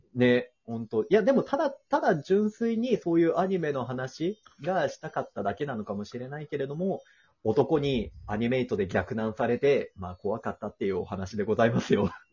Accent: Osaka, Japan; moved away as an adult; now in Tokyo, Japan; お地元大阪なんだけども、大阪から上京してきて、初めての東京、大都会

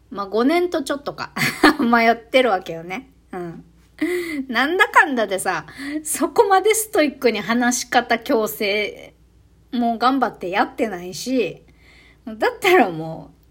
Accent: Okinawa, Japan; 一応私もさ、チェルチェルランド出身だからさ、リュ リューチェルが、あの、YouTube とかでも、えー、っと、ちょくちょく、ほとんど最近どうだろう。沖縄のなまり出して喋るじゃないで

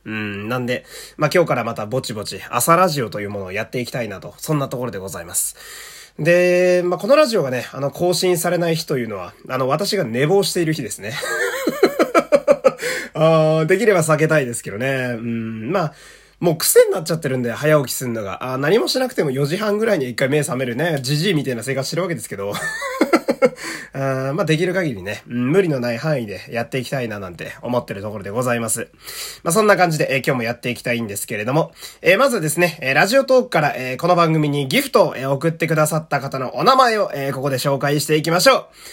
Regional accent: Fukui, Japan; 私もね、福井県という田舎の出身

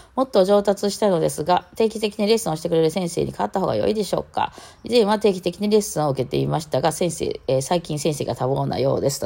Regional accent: Osaka, Japan; 私大阪人で大阪って発音します

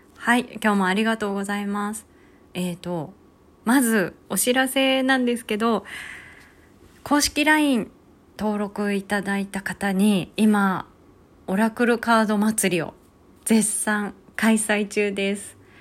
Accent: Hokkaido, Japan; moved away; also born or lived in Kanto; 地元の北海道

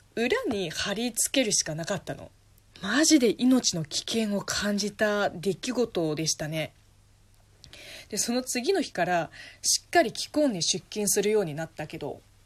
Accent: southern China, China; Japanese is a second language; moved away as an adult; also born or lived in Beijing, China; now in Japan; 私南の人間

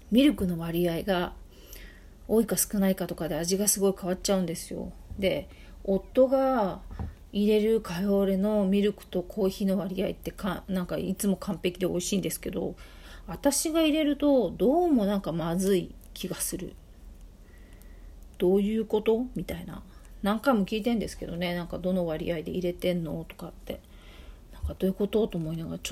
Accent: Ibaraki, Japan; で、私なんかは、えっ、ー、と、茨城出身なので、すごい田舎出身なんで、まあ特に私の時代に中樹なんていうのは茨城にはほとんどなかった。

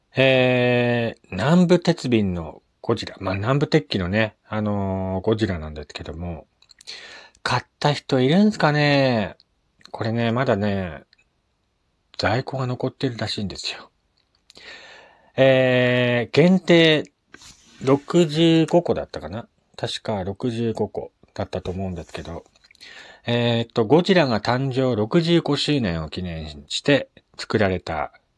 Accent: Morioka, Iwate, Japan; 地元の盛岡

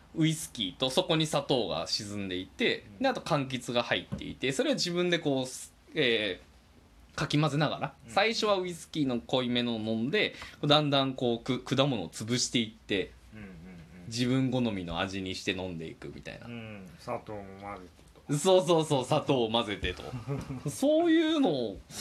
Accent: Kansai, Japan; now in Tokyo, Japan; 実際関西にその後帰省で帰ると

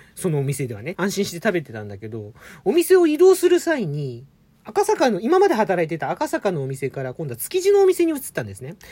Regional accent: Tokyo, Japan; 東京生まれ

